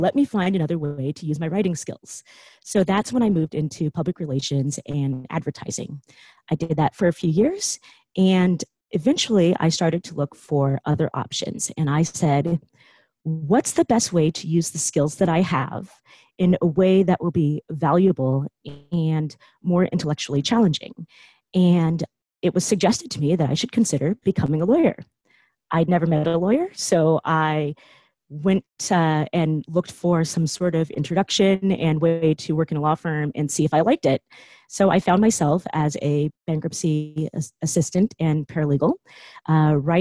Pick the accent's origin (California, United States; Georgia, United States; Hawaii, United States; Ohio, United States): California, United States; Silicon Valley; I grew up in Silicon Valley